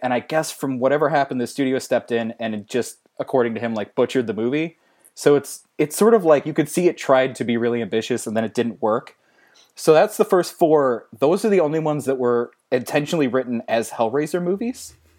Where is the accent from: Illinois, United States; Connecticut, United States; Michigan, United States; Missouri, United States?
Missouri, United States; St. Louis; I'm from Saint Louis